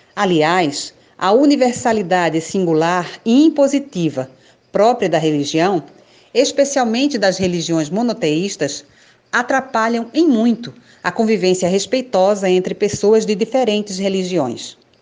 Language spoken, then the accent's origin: Portuguese; Recife, Pernambuco, Brazil; nasci em Recife, Pernambuco, há 50 anos